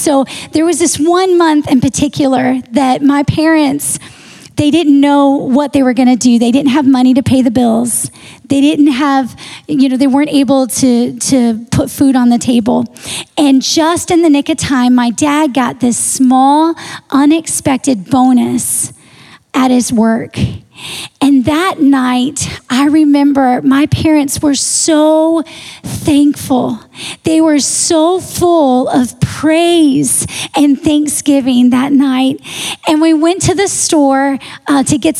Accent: Texas, United States; I grew up in Texas

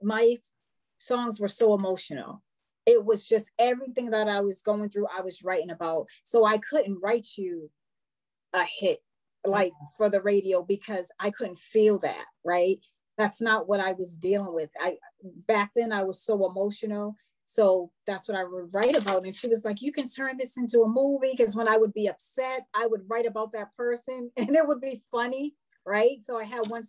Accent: Boston, Massachusetts, United States; I'm from Boston, Massachusetts.

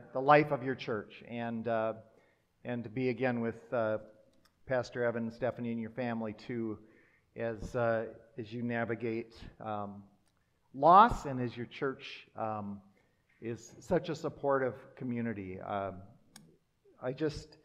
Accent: Minnesota and Wisconsin, Midwest, United States; now in Wichita, United States; I grew up in a parsonage in Minnesota and Wisconsin.

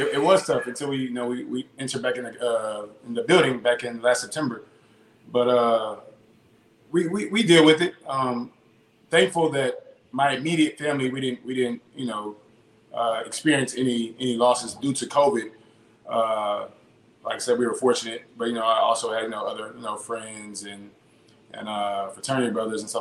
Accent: Houston, Texas, United States; Born and raised in Houston, Texas

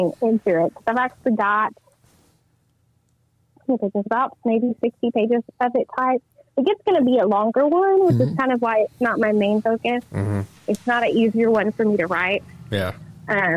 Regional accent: Idabel, Oklahoma, United States; I am originally from Idaho, Oklahoma. I went to school at Hayworth in small, tiny, tiny town

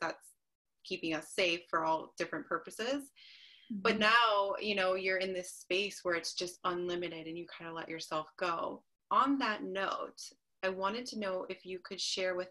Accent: Chicago, Illinois, United States; moved away as an adult; now in Boise, United States; I am originally from Chicago. So I moved here 2 years ago

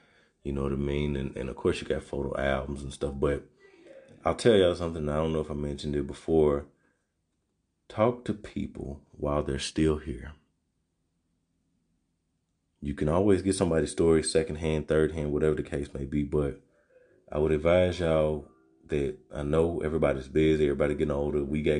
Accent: Arkansas, United States; I come from Arkansas, so, you know, country and dirt roads and just racism and sit-ins and all this type of stuff

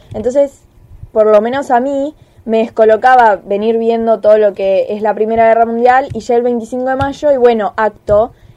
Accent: Argentina

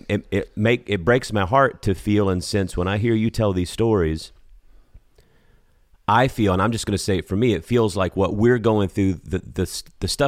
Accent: South Georgia, United States; now in Houston, United States; I'm born and raised in the Southeast. I'm from South Georgia.

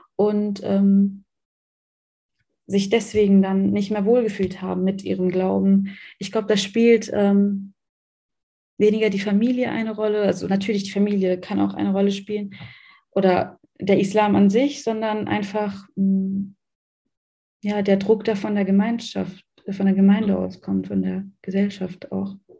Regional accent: Germany; Ich bin in Deutschland geboren und aufgewachsen

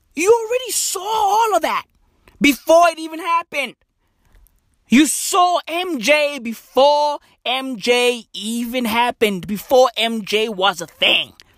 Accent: South Africa; I'm from South Africa

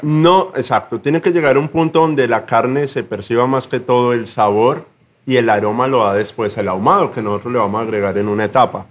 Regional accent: Zipaquirá, Cundinamarca, Colombia; moved away as an adult; Yo soy cipaquireño. Eso queda como a tres horas de Bogotá.

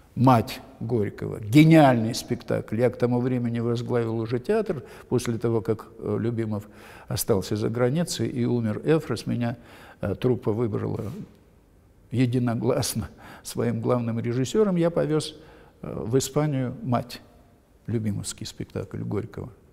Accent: Odesa, Odesa Oblast, Ukraine; moved away as an adult; now in Moscow, Russia; я одессит

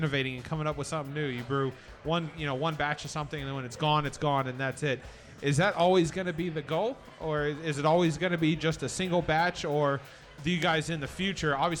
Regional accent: Atlanta, Georgia, United States; I'm from Atlanta originally

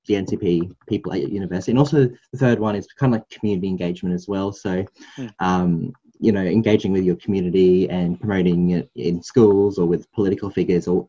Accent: Gympie, Queensland, Australia; I'm from Gympie, if you know where that is. It's like 1 hour north of the sunny coast, or 2 hours north of Brisbane.

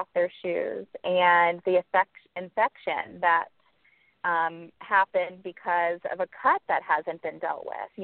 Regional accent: Naples, Florida, United States; now in Miami, United States; I grew up in Naples, Florida

